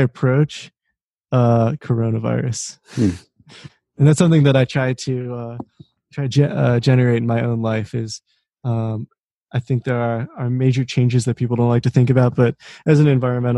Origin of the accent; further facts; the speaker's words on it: suburb of Washington, D.C., Maryland, United States; moved away as an adult; also born or lived in Boulder, Colorado; now in Rochester, United States; I'm from Maryland, a suburb of Washington, D.C.